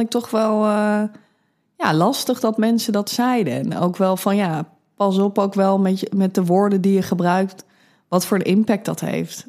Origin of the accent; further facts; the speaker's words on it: Amsterdam, North Holland, Netherlands; 34 jaar oud, kom uit Amsterdam.